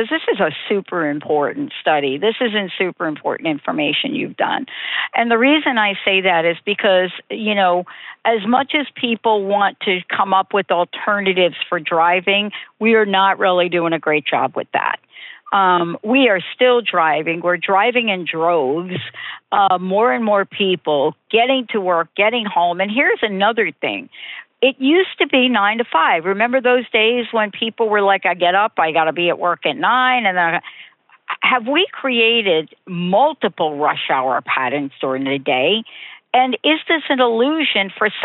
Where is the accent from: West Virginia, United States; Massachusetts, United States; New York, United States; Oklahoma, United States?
New York, United States; I'm from New York